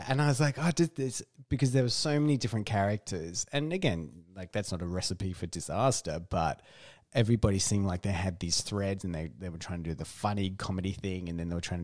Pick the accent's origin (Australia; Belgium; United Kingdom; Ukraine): Australia; growing up in Australia